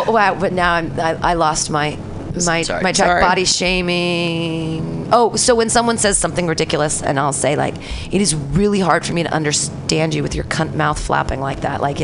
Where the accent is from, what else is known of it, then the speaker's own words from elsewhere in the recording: Danville, United States; poor little rich girl growing up in Danville